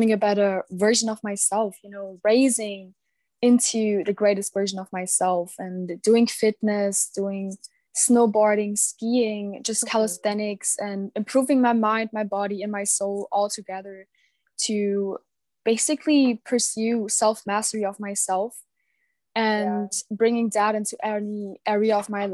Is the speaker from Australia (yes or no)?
no; Germany; I'm 17 years old and I'm from Germany.